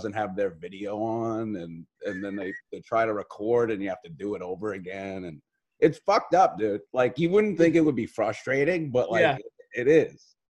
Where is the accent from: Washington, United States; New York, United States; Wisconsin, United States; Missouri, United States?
New York, United States; New York City; I am an Irish dude from Staten Island.